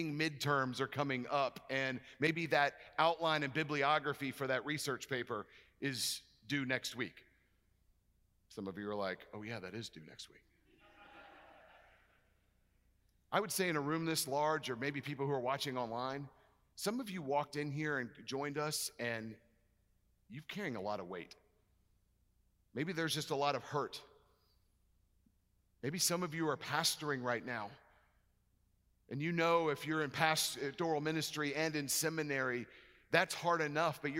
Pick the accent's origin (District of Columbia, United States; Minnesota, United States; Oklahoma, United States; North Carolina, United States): District of Columbia, United States; Washington; moved away; I grew up in Washington, D.C.